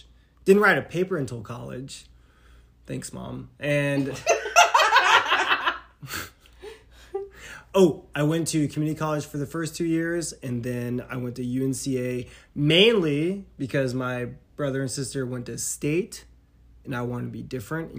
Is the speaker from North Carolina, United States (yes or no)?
yes; Eastern North Carolina, United States; now in Asheville, United States; I'm from Eastern North Carolina in the middle of the fields